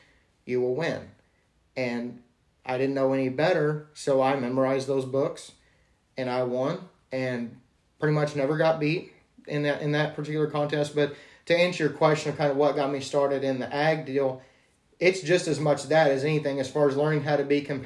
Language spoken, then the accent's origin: English; Iola, Texas, United States; I ended up going, as far as school goes, to six different schools before the fifth grade, and then went from fifth grade on to Iola